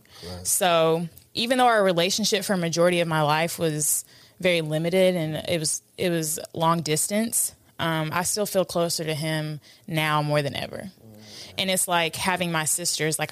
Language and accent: English; Atlanta, Georgia, United States; also born or lived in New York; we had moved from New York to Atlanta